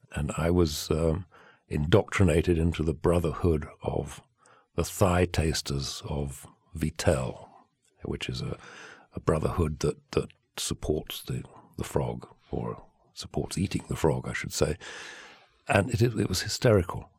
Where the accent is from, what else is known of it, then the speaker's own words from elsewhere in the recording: England, United Kingdom; now in Provence, France; I'm English.